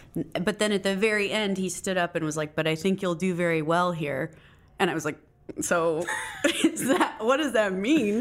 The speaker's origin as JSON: {"language": "English", "town": "Phoenix", "region": "Arizona", "country": "United States", "tie": "born or raised there", "said": "I was born in Phoenix, Arizona."}